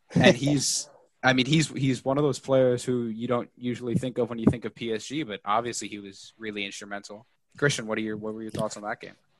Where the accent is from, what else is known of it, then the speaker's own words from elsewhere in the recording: New York, United States; I'm from New York.